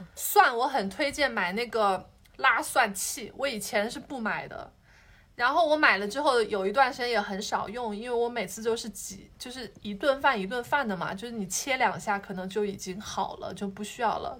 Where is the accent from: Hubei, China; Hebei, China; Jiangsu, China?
Hubei, China; now in Shanghai, China; 我是湖北人，然后我们吃的东西就会重口味一点，然后又会很喜欢吃米饭